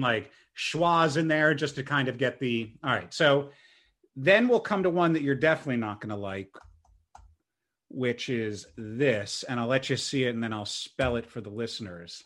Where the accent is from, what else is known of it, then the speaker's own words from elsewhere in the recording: Churchville, Pennsylvania, United States; I grew up in Churchville, Pennsylvania.